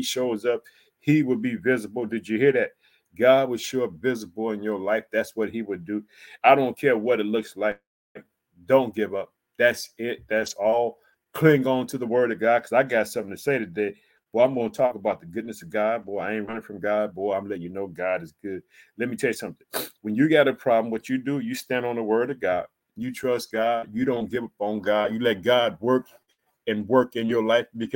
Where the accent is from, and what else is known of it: Illinois, United States